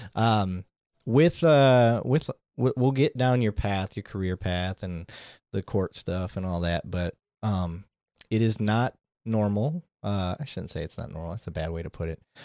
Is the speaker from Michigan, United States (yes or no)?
yes; Flint, Michigan, United States; where I grew up, growing up in Flint